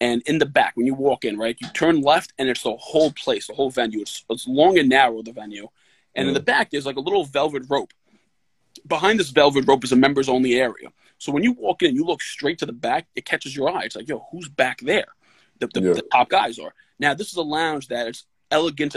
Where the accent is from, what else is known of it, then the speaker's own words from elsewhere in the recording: New York City, New York, United States; I grew up in the Bronx